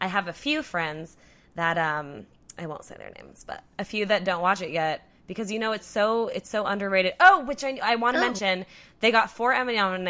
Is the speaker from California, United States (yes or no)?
yes; California, United States; moved away; I'm from California.